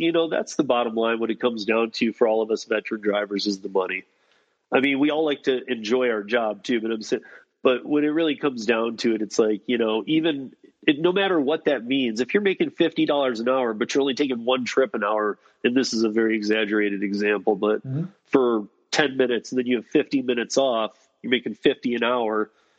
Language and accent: English; Denver, Colorado, United States; And I'm like, okay, well, I'm from Denver.